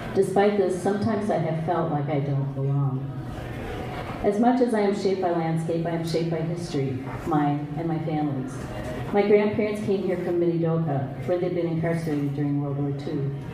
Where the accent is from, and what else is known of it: St. Paul, Minnesota, United States